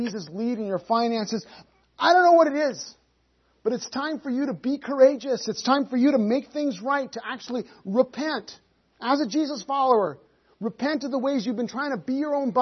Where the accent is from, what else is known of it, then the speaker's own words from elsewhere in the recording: Canada; We're Canadian